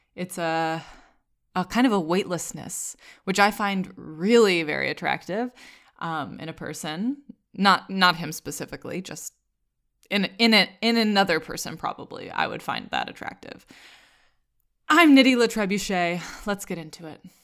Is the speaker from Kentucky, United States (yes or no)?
no; Vermont, United States; I'm from Vermont.